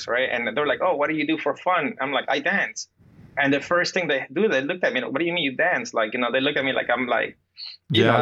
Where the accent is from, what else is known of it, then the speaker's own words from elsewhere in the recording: New Jersey, United States; moved away as an adult; also born or lived in Peru / New York; I grew up in Jersey, and then I moved to New York. But growing up in Jersey